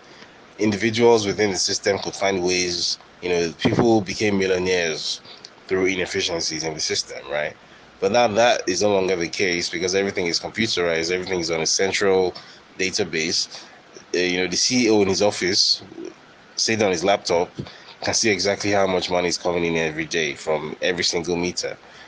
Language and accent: English; Nigeria; You know, I don't really get anything else from being a Nigerian. So, you know, after all, Nigeria has oil